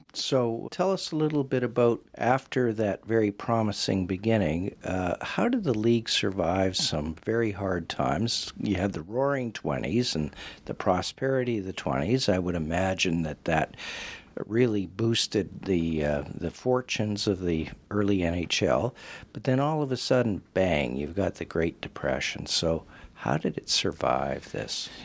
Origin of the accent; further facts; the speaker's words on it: Western Canada, Canada; growing up in Western Canada